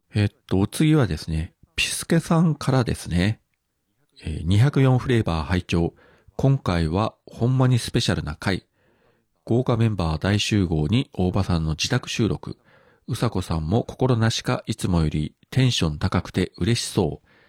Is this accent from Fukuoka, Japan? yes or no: yes; Fukuoka, Japan; 福岡県民